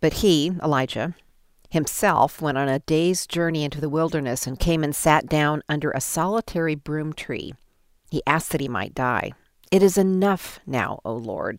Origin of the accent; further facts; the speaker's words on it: Colorado, United States; I'm from Colorado